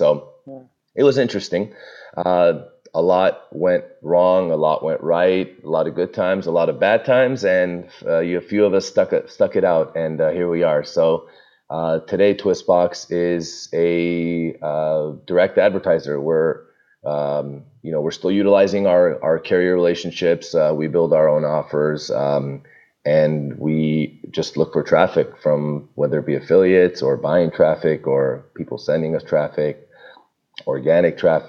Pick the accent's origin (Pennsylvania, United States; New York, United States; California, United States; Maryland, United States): California, United States; Burbank; now in Toluca Lake, United States; I don't live in Glendale. I'm in Toluca Lake. I grew up in Burbank, which is right next door.